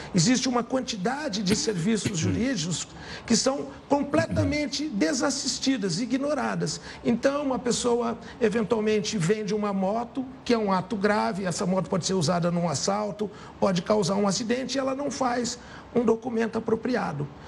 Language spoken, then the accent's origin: Portuguese; São José do Rio Preto, São Paulo, Brazil; eu sou de São José do Rio Preto